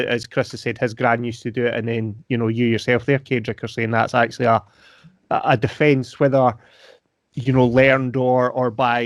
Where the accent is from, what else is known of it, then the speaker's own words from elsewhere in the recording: Brodick, Scotland, United Kingdom; I grew up in Brodick Castle, a castle over on the Isle of Arran.